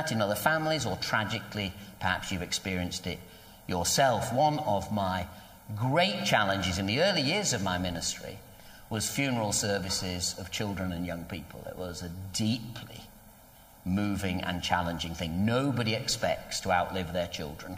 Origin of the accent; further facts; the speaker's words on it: United Kingdom; We're very British